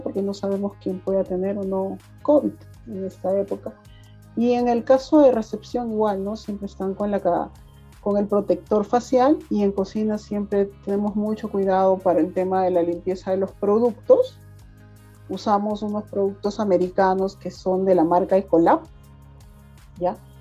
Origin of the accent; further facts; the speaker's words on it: Huaraz, Ancash, Peru; yo soy guaracina, me vine a, radicar acá